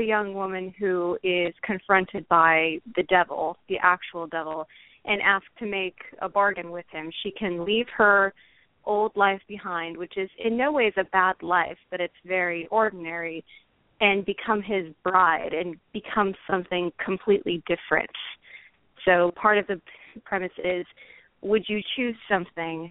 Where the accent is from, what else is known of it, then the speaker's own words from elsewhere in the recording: Portland, Oregon, United States; my hometown, which is Portland, Oregon.